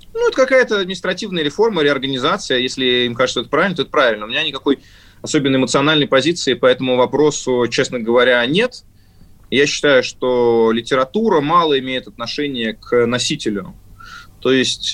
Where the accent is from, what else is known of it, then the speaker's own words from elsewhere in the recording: Moscow, Russia; moved away; also born or lived in Kostroma Oblast / Germany / Spain; я москвич, родился в Москве, мама у меня из Костромской области